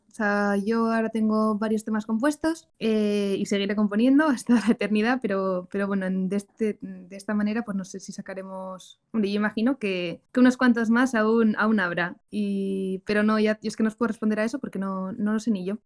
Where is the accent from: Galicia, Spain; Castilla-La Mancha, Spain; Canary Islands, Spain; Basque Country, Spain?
Basque Country, Spain; San Sebastián; yo soy de San Sebastián